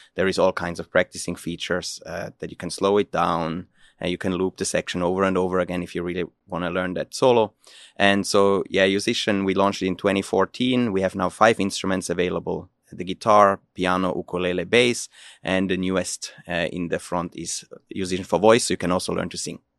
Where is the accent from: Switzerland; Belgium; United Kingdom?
Switzerland; moved away as an adult; now in Finland; I'm originally from Switzerland